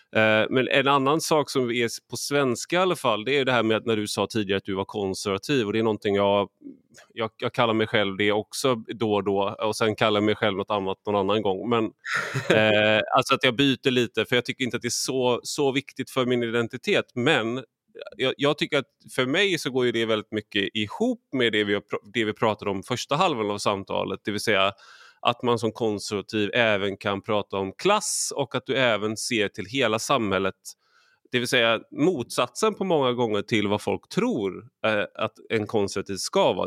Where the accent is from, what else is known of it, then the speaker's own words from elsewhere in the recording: Sweden; som svensk